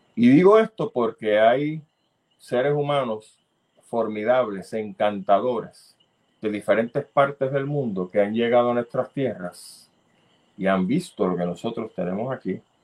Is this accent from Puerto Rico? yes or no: yes; Puerto Rico; nosotros como buenos puertorriqueños